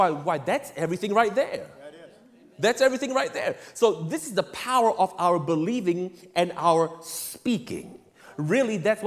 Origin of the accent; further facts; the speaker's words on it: Singapore; I grew up in Singapore